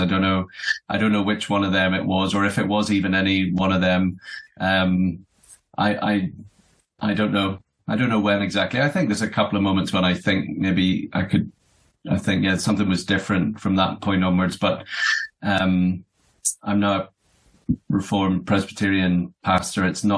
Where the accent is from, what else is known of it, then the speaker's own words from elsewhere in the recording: Belfast, Northern Ireland, United Kingdom; now in Aberdeen, United Kingdom; And I'm from Belfast originally, Northern Ireland.